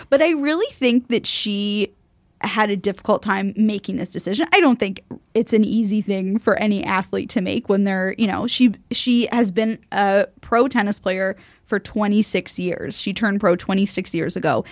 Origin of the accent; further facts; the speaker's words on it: United States; as an American